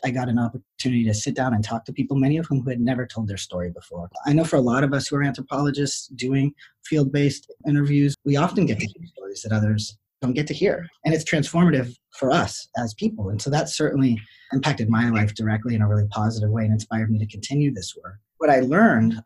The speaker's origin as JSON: {"language": "English", "region": "rural New Hampshire", "country": "United States", "tie": "born or raised there", "also_born_or_lived": "Boston / Michigan / Detroit / Western Massachusetts", "moved": "yes", "said": "I was born in Boston. I grew up in rural New Hampshire and then bounced around"}